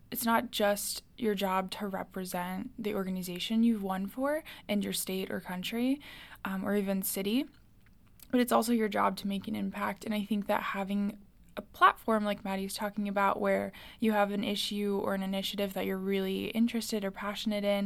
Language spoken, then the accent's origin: English; Florida, United States; moved away as an adult; now in Washington, D.C., United States; I'm a sophomore here at American University, and I'm from Florida